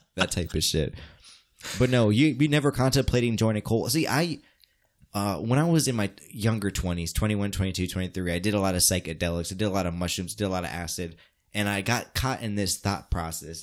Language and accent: English; United States; as me as American